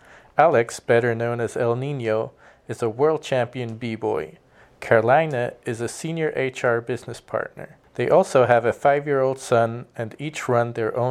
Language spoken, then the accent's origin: English; Switzerland; moved away as an adult; now in United States; I grew up in Switzerland